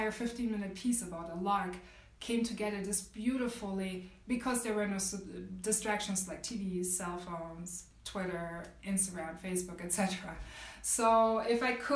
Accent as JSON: {"language": "English", "country": "Germany", "tie": "born or raised there", "said": "I grew up in Germany, so I have a very unique perspective on this, coupled with my experiences as a woman of color growing up in Germany"}